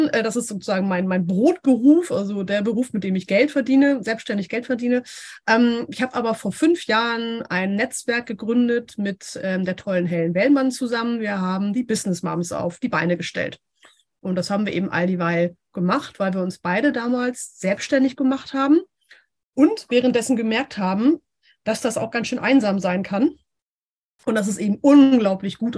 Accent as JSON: {"language": "German", "region": "Hamburg", "country": "Germany", "said": "Ich komme hier aus Hamburg. Ich bin ein richtiges Nordlicht."}